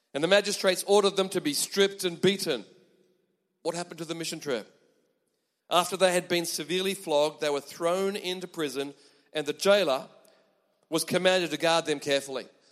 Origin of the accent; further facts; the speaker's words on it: Australia; moved away as an adult; now in Japan; I am from Australia